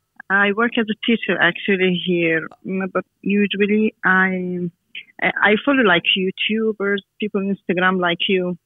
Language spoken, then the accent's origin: English; Jordan; English is a second language; now in Saudi Arabia; Yeah, I'm from Jordan, but I live in Saudi Arabia.